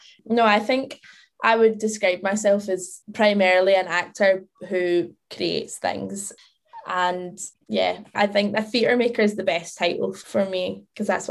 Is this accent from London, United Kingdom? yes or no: no; Wishaw, Scotland, United Kingdom; moved away as an adult; I am from a place called Wishaw, which is like just outside Glasgow.